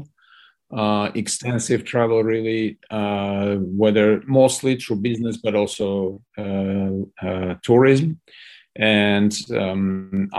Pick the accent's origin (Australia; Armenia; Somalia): Armenia; moved away as an adult; also born or lived in United States / London; I'm born and bred in Armenia. Sort of grew up in Soviet Armenia